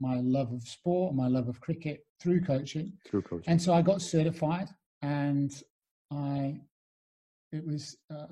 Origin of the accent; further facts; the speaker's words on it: Newcastle upon Tyne, North East England, United Kingdom; The young lad growing up in the northeast of England. I grew up in Newcastle.